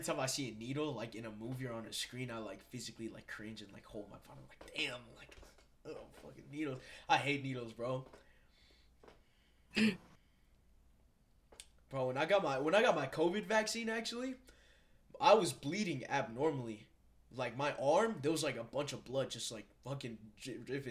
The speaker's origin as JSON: {"language": "English", "region": "Colorado", "country": "United States", "tie": "born or raised there", "also_born_or_lived": "Bronx, New York, United States", "said": "I've been in Colorado for, like, 13 years"}